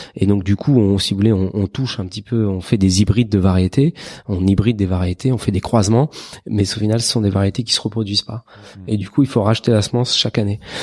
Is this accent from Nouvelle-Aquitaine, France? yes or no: no; Paris, Île-de-France, France; en tant que parisien